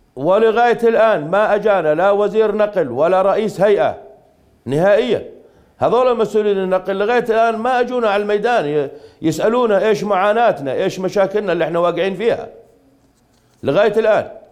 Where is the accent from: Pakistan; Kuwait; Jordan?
Jordan; احنا اردنيين